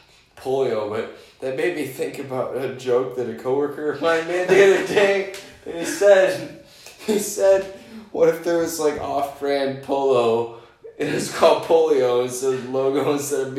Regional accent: United States; As an American

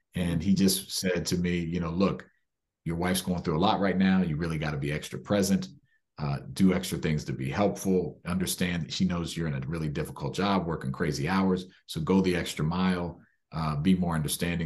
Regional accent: Maryland, United States; I was born and raised in Maryland

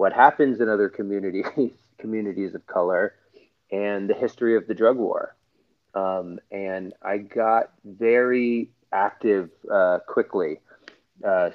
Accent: Scarsdale, New York, United States; So I am originally from New York. I'm from Scarsdale, New York

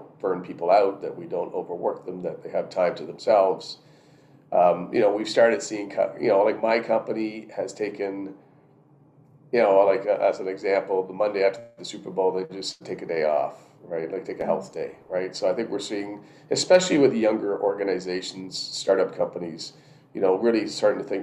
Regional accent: Canada

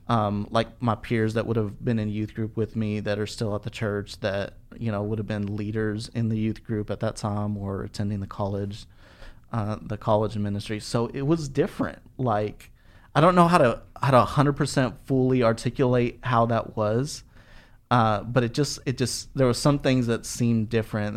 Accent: Albuquerque, New Mexico, United States; moved away as an adult; now in Dallas, United States; when I graduated high school, I moved from Albuquerque to, to Dallas

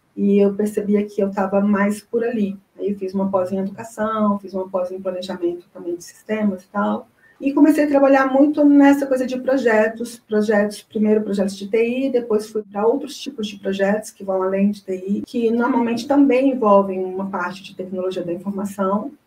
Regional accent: Goiânia, Goiás, Brazil; moved away as an adult; now in Brasília, Brazil; eu sou de Goiânia, mas eu mudei para Brasília já há muito tempo. Vim para Brasília para fazer uma pós-graduação

